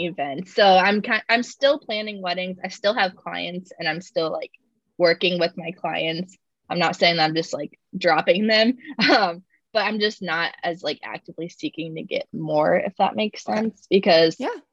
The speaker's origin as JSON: {"language": "English", "town": "Cedar Rapids", "region": "Iowa", "country": "United States", "moved": "as an adult", "lives_now": "Kansas City, United States", "said": "I'm originally from Iowa, from Cedar Rapids"}